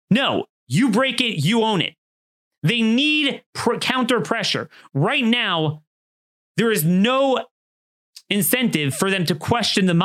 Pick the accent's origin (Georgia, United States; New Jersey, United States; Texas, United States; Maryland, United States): Maryland, United States; Maryland, my home state